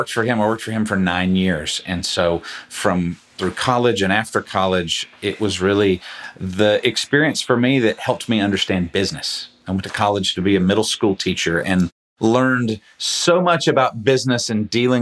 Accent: Atlanta, Georgia, United States; I grew up in Metro Atlanta

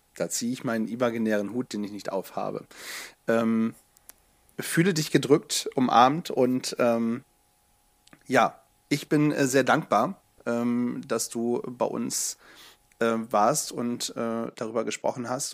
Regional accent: Bremen, Germany; now in Hanover, Germany; als Hannoveraner, ähm, also in Hannoveraner lebend, ja, ich bin ja Exilbremer

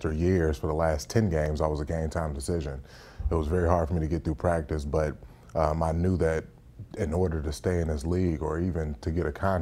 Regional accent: Northwest Indiana, United States; moved away; I grew up in the Northwest region of Indiana.

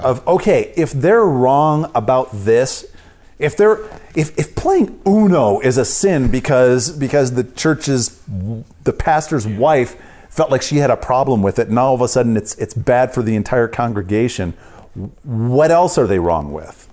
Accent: Columbia County, South Central Wisconsin, United States; I grew up in South Central Wisconsin, about thirty miles straight north of Madison.

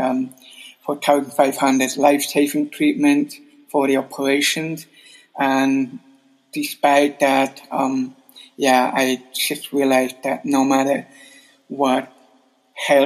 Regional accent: Adelboden, Bern, Switzerland; moved away as an adult; also born or lived in Sydney, Australia; now in Zurich, Switzerland; I was growing up in Adelboden until up to, 23 years old

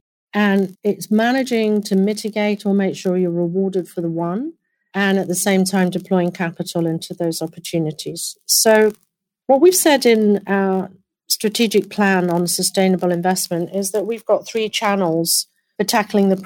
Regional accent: United Kingdom; now in United States; my home country. It'll be in the UK

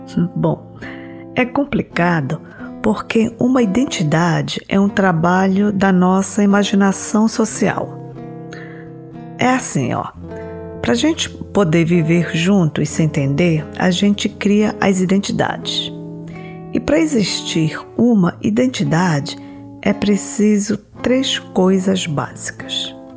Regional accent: Brazil; uma parte da minha identidade é que eu nasci no Brasil e, além disso, eu me sinto brasileira

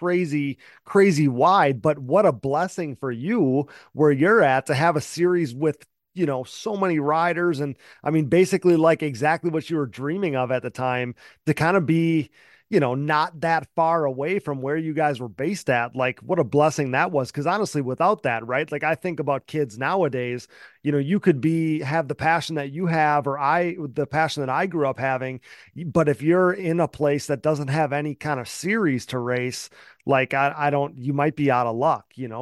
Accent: Wisconsin, United States; I'm from Wisconsin

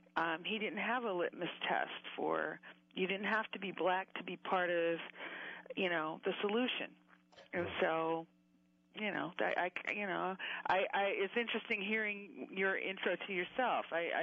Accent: Huntsville, Alabama, United States; Well, I was born and raised in Huntsville, Alabama, the child of civil rights and political activists.

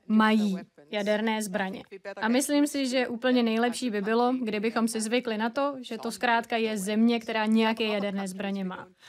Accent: Switzerland; born there; já jsem se narodila ve Švýcarsku a žila jsem vlastně velmi dobrý život.

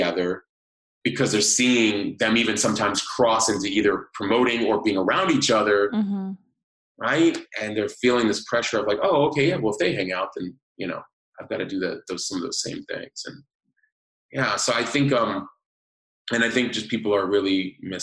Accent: New York, United States; moved away; I'm originally from New York

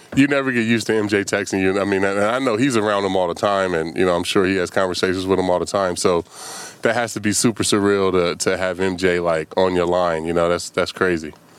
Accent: Vallejo, California, United States; moved away; my hometown

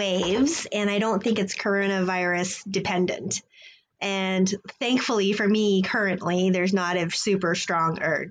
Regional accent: Texas, United States; moved away; I've lived in a bunch of places all over the U.S., but I grew up in Texas, and I'm in my early 40s.

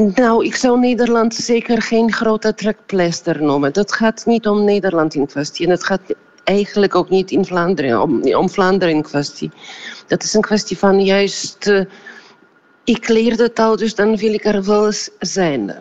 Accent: Poland

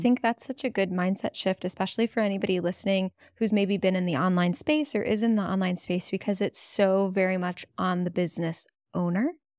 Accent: Cleveland, Ohio, United States; in our hometown. It's my hometown

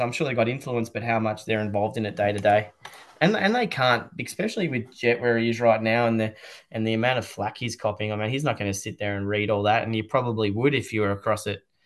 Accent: Australia; as an Australian

